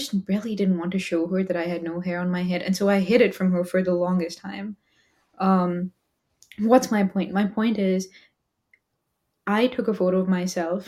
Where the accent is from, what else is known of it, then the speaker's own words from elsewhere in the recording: India; moved away as an adult; now in United States; as an Indian immigrant in the US, I came to the US to study engineering